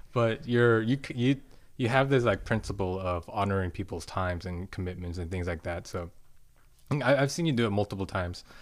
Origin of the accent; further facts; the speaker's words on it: Suwanee, Georgia, United States; I tell people I'm from Atlanta